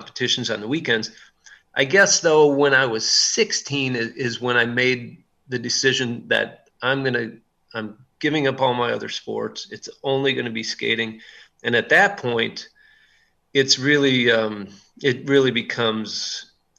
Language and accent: English; Wisconsin, United States; growing up in Wisconsin